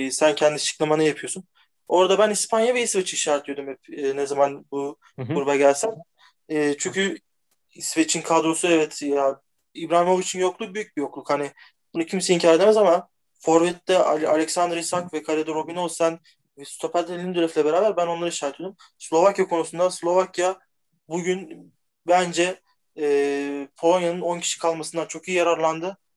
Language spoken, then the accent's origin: Turkish; Turkey; Ya ben aslen e, Türk değil Macar asıllı diye bir şey yapım. Türk'üm.